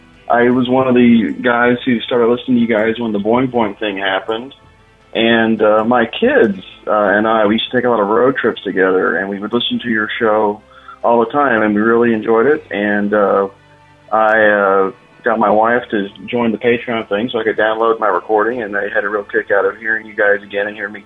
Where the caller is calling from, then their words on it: Dallas, Texas, United States; This is calling from Dallas, actually.